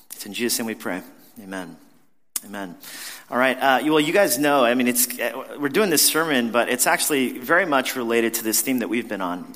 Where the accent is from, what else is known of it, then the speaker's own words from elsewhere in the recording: New York, United States; as a New Yorker